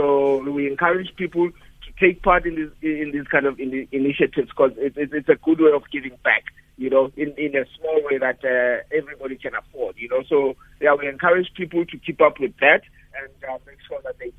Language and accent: English; South Africa; I'm a South African.